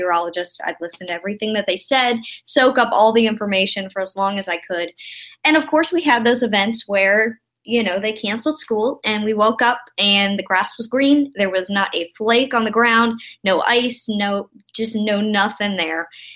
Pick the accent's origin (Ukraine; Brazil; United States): United States; around Winston-Salem, North Carolina; grew up in right around Winston-Salem, North Carolina, in a really small town